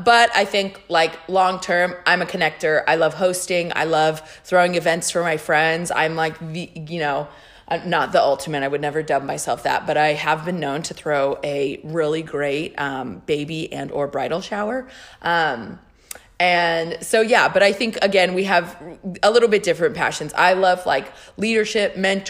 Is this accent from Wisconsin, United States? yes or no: no; California, United States; Me and my roommate were from California